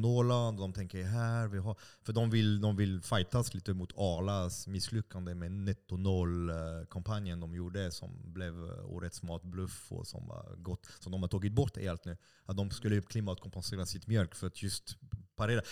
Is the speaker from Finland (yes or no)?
no; France; now in Stockholm, Sweden; jag är fransman också.